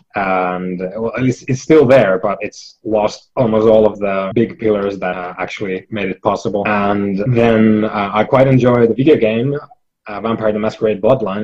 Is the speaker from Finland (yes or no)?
yes; Finland; I'm from Finland